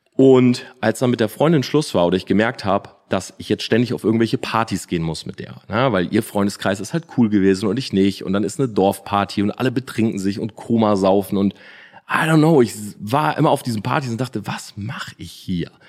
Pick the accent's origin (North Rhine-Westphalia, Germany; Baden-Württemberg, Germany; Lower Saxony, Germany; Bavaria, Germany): Lower Saxony, Germany; Delmenhorst; moved away as an adult; also born or lived in Oldenburg; now in Munich, Germany; Oldenburg habe ich studiert, Delmenhorst bin ich groß geworden